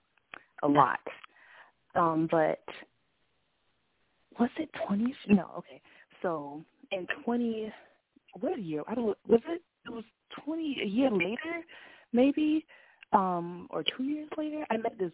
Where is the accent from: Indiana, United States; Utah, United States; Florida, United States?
Florida, United States; moved away as an adult; now in Georgia, United States; I'm from Florida